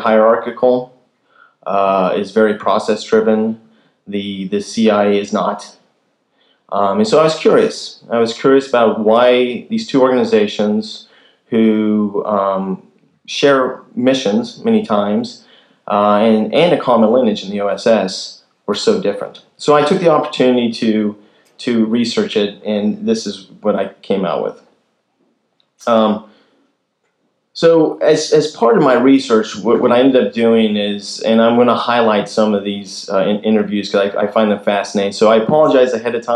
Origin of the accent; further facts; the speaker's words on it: Kansas, United States; moved away; I'm originally from Kansas